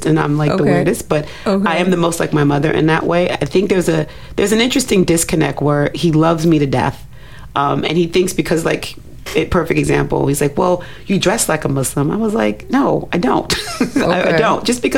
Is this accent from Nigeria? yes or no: yes; Nigeria; a Nigerian woman